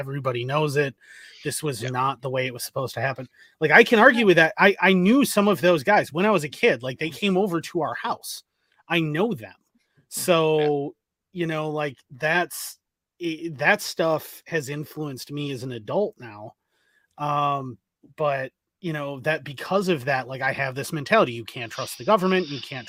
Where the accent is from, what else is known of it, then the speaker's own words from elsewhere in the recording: Ireland; I was raised by a Gen X guy who may or may not have been rather political during the Troubles, and I was raised in Ireland.